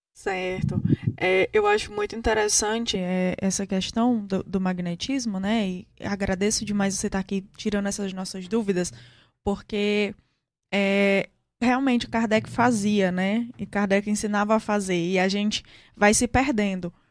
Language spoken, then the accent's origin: Portuguese; Brazil; nós somos brasileiros